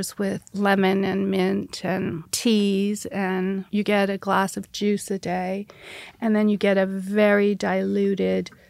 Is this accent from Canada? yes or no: yes; Canada; we grew up in Canada